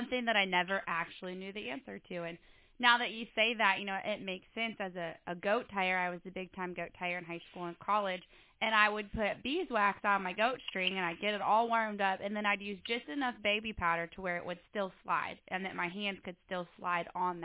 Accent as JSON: {"language": "English", "region": "Iowa", "country": "United States", "also_born_or_lived": "Colorado", "moved": "yes", "said": "I'm from Iowa, but I lived in Colorado recently"}